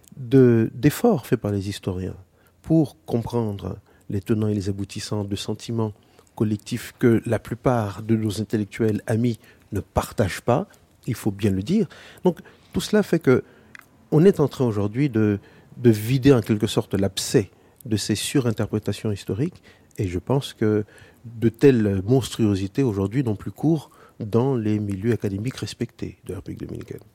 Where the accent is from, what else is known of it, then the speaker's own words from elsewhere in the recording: Haiti; en tant qu'haïtien